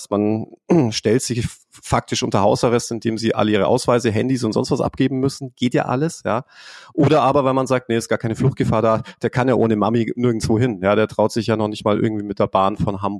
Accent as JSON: {"language": "German", "region": "England", "country": "United Kingdom", "said": "hier, ich bin ja Engländer zum Beispiel, ich habe ja einen britischen {S0} Pass"}